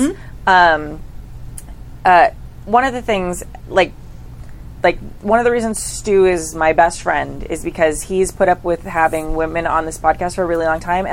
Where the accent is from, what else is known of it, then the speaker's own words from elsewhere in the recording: California, United States; I'm super Californian